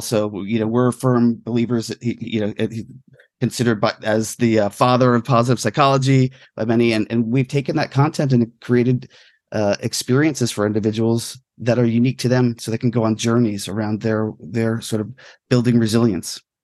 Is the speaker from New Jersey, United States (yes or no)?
yes; New York area, New Jersey, United States; growing up in New Jersey, New York area